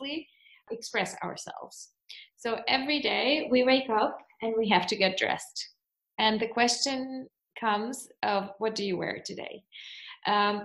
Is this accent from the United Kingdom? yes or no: no; Russia; moved away as an adult; now in Germany; I was born in Russia, but currently I'm living in Germany since almost 10 years